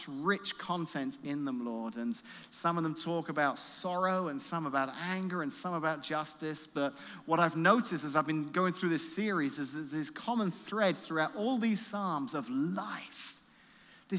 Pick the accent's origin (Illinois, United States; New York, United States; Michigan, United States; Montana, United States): Illinois, United States; I'm from Illinois